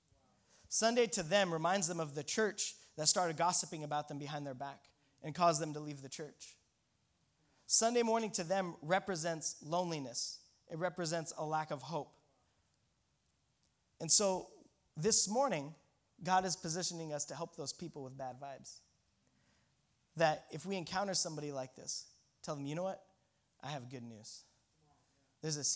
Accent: Colorado, United States; me and my buddy from Colorado, if I didn't mention, we're from Colorado

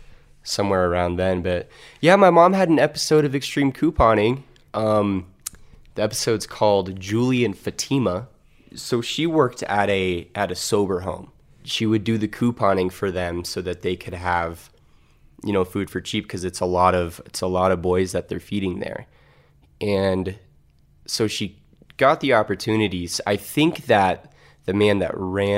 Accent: Colorado, United States; also born or lived in Kansas City, Missouri / Stillwater, Oklahoma; So I moved to Colorado when I was 8. I was born in Kansas City, Missouri.

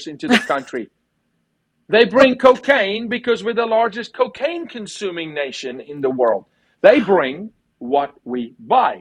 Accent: South Africa; moved away; I'm from South Africa. I lived through apartheid. I served in the military

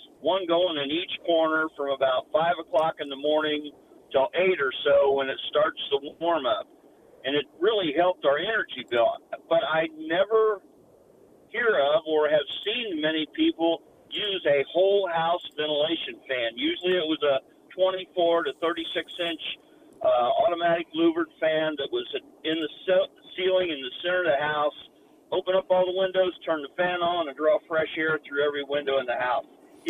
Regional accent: Midwest, United States; moved away as an adult; now in Sun City, United States; I'm from the Midwest and moved to Sun City in 2016.

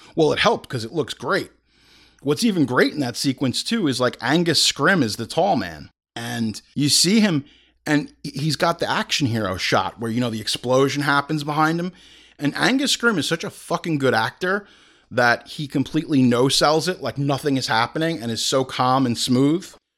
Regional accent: Hauppauge, New York, United States; we grew up in Hop Hog

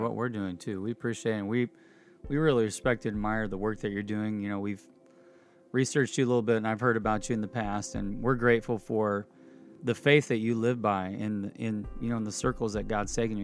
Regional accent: Indianapolis, Indiana, United States; I grew up in Indianapolis

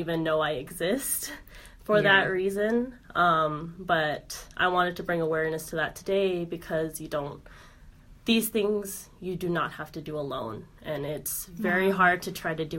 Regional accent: Las Vegas, Nevada, United States; I was born and raised in Las Vegas

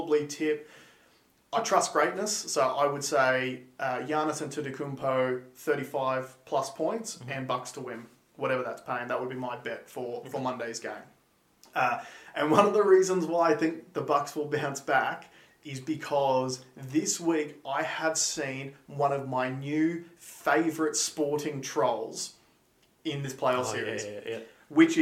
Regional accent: Tamborine Mountain, Queensland, Australia; I grew up playing sports on Tambury Mountain.

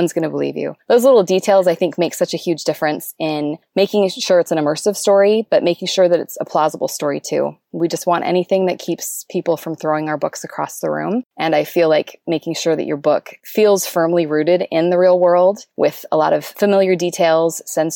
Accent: Stirling, Alberta, Canada; I'm from a village in Canada called Sterling, Alberta, with a population of fewer than 1,000 people.

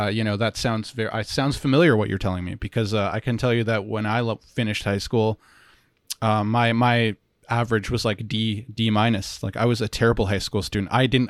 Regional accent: Ottawa, Ontario, Canada; So then in the city that I grew up in Ottawa, there's a university

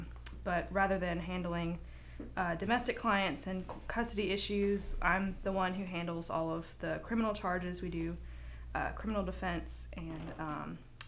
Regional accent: North Alabama, United States; moved away as an adult; now in Mobile, United States; I'm originally from North Alabama. I've lived here in Mobile about a year now.

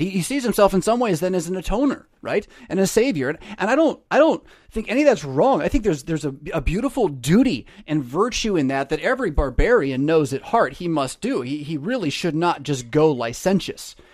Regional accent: United States; my rights as an American citizen

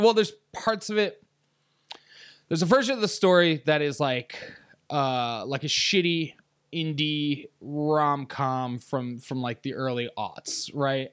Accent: upstate New York, United States; also born or lived in Virginia; upstate New York.

